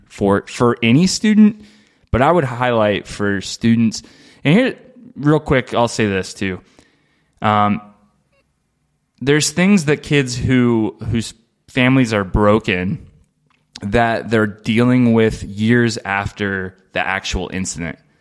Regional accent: Dayton, Ohio, United States; moved away as an adult; now in Aurora, United States; I'm from Dayton, Ohio

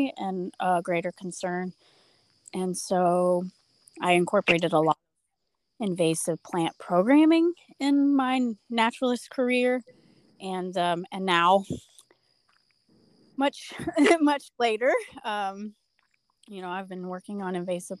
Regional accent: Lafayette, Indiana, United States; now in West Terre Haute, United States; I was born and raised in Lafayette, but I live in West Terre Haute, Indiana now

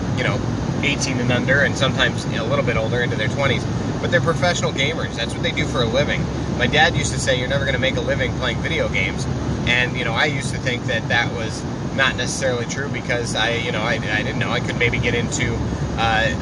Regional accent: Iowa, United States; I'm from Iowa

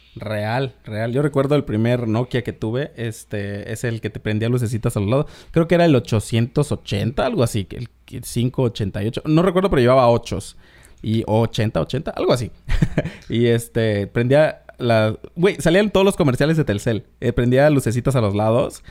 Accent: Isthmus of Tehuantepec, Oaxaca, Mexico; moved away; yo soy de Oaxaca, vengo del Istmo de Tehuantepec

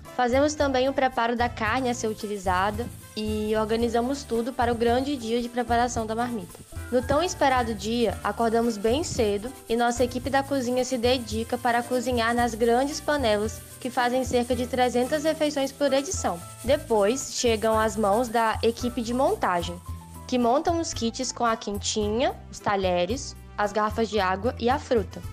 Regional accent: Rio de Janeiro, Brazil; sou do Rio de Janeiro

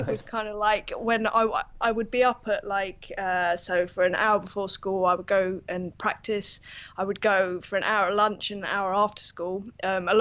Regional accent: London, United Kingdom; I'm from North London, yes. Basically, born and bred.

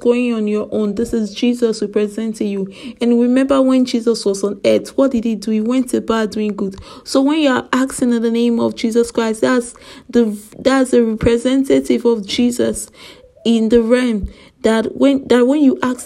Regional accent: Nigeria; I am from Nigeria

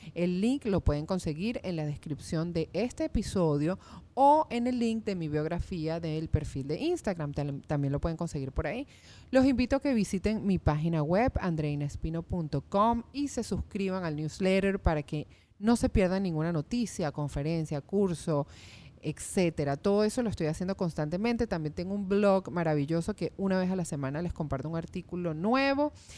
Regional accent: Venezuela; moved away; yo que vengo de Venezuela

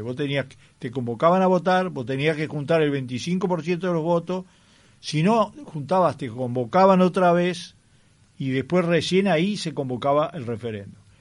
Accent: Sicily, Italy; now in Uruguay; yo soy nacido en Sicilia

